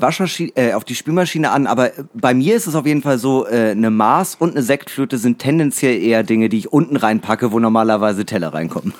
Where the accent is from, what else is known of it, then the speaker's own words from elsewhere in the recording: Northern Germany, Germany; als Norddeutscher